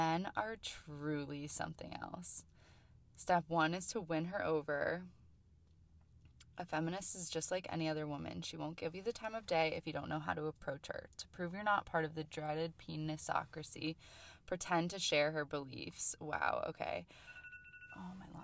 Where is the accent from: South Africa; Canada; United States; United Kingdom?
United States; Jersey City, New Jersey; I'm from New Jersey, but from the area. I'm from Jersey City